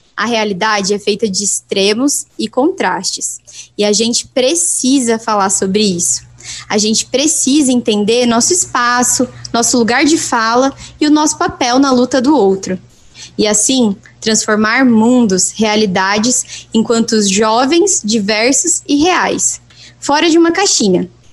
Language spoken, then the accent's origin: Portuguese; Brazil; eu sou do Brasil